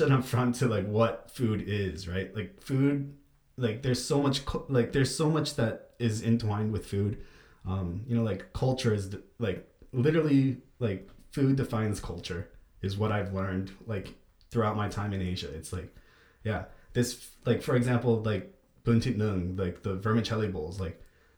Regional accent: United States; as an American

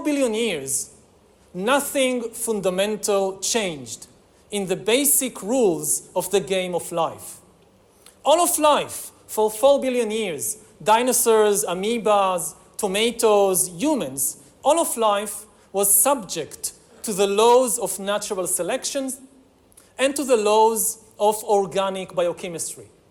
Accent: Israel; my home country of Israel

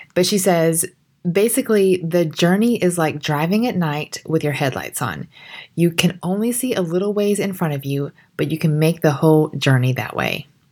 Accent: Georgia, United States; accent: country; I grew up in Georgia

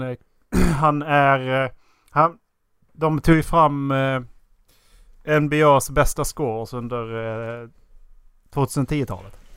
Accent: Skåne, Sweden; moved away; när jag var hemma i Skåne

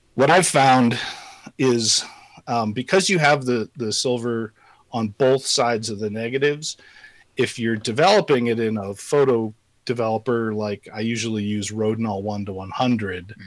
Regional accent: Colorado, United States; moved away as an adult; also born or lived in Southern California; now in Missoula, United States; I live in Missoula, Montana. Uh, I'm originally from Colorado.

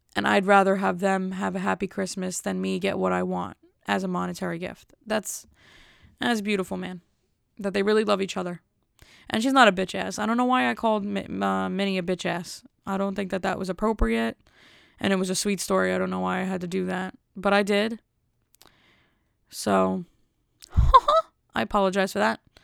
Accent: Elizabeth, New Jersey, United States; I'm from Elizabeth.

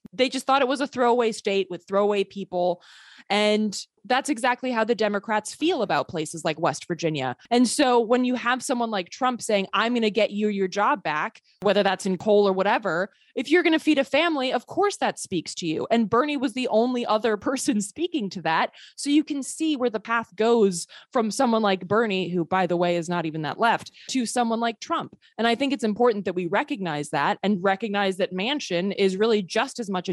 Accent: Sweden; moved away; I grew up partially in Sweden. I'm a Swedish citizen

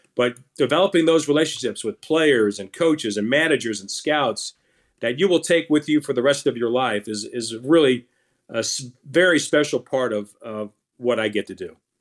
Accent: Orlando, Florida, United States; also born or lived in Brooklyn, New York; we moved to Orlando, Florida. So that's really where I grew up

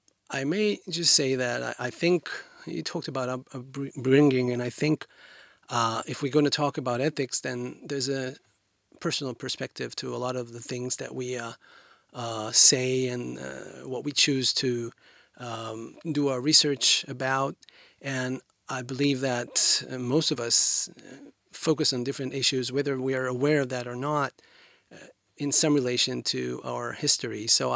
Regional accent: Haifa, Haifa District, Israel; born there; I was born in Haifa, quite a large city, northern than here, than Tel Aviv.

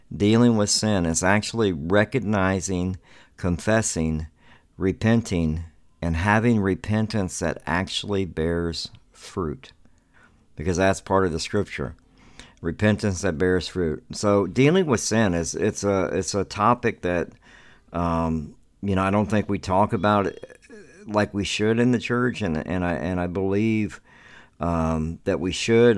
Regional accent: the South, United States; I grew up in the South

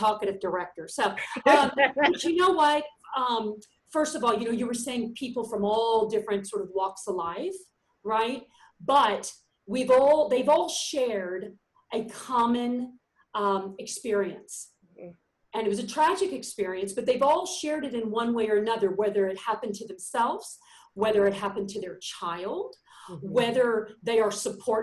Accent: Texas, United States; also born or lived in New York / Los Angeles; I'm born and raised in Texas

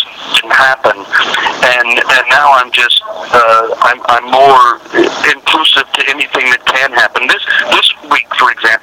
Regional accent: Denver, Colorado, United States; I'm very proud of my home state and town

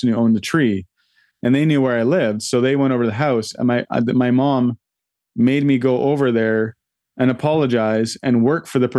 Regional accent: Vancouver, British Columbia, Canada; So I grew up in Vancouver in a little townhouse complex, and across the street was a house with a cherry tree

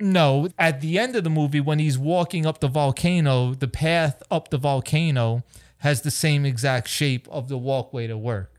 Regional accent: East Hampton, New York, United States; also born or lived in Florida; we're living in Grandma and Grandpa's house in East Hampton

